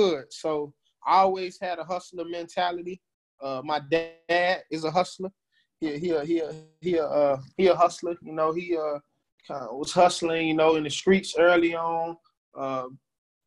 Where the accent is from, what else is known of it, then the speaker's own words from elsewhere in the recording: Fort Lauderdale, Florida, United States; moved away as an adult; also born or lived in Dallas, Texas; now in Houston, United States; I am from Fort Lauderdale, Florida. Came out to Texas to play football